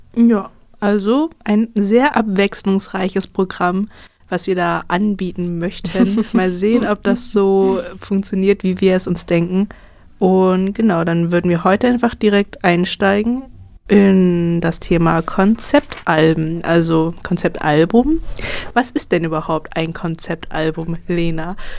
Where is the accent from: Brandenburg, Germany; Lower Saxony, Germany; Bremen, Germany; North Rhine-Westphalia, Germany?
Brandenburg, Germany; moved away as an adult; also born or lived in Berlin; now in Jena, Germany; ich wurde in Berlin geboren, bin aber in Brandenburg aufgewachsen